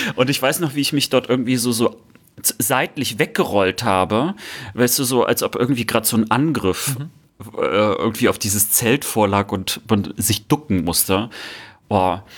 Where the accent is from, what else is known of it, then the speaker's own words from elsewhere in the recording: Baltic coast near Prerow, Mecklenburg-Vorpommern, Germany; Prero war natürlich meine Heimat viel näher